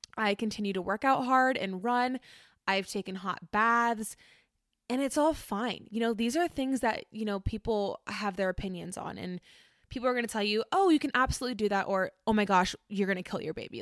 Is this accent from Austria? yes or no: no; Orlando, Florida, United States; I grew up in Orlando